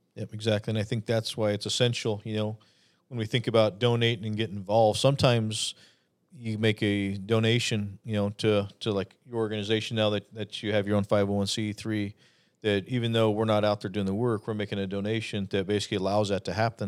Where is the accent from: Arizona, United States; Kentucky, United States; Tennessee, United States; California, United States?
Arizona, United States; being born and raised in Arizona